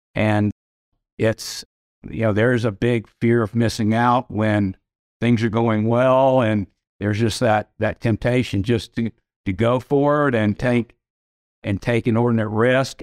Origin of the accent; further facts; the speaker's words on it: Atlanta, Georgia, United States; I grew up here in Atlanta.